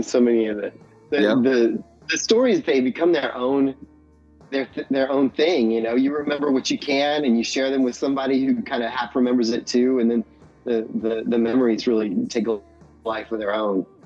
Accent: Indianapolis, Indiana, United States; also born or lived in Bloomington, Indiana; I had always really done a lot of like renegade shows growing up in Indianapolis for punk rock

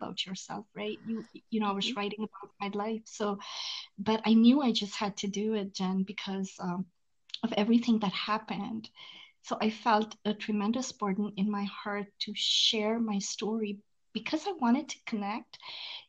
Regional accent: India; moved away as an adult; now in United States; I was born and raised in India. I moved to the US when I was 19 years old

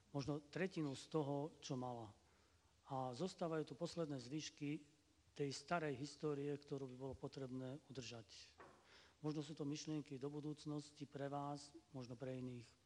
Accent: Banská Bystrica, Banská Bystrica Region, Slovakia; nám starším Bystričanom

